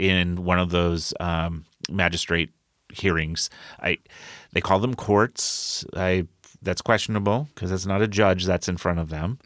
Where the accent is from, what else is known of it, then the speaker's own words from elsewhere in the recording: Colville, Washington, United States; also born or lived in Rochester, Minnesota; now in Tacoma, United States; I grew up in Colville, Kettle Falls. This is very rural areas